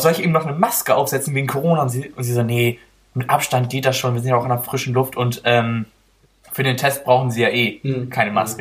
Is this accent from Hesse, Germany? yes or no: no; Oldenburg, Lower Saxony, Germany; ich komme ja nicht hierher, sehen Sie ja, ich komme aus Oldenburg